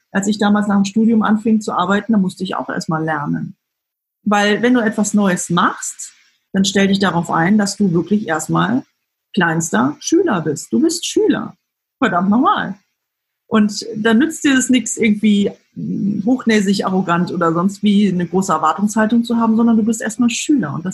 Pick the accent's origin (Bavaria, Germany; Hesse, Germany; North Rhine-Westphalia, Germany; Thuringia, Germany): Hesse, Germany; Frankfurt; ich komme aus dem Frankfurter Raum, muss ich sagen